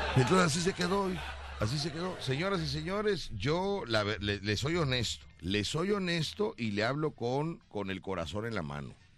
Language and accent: Spanish; Veracruz, Mexico; yo soy de Veracruz y creo en mi Veracruz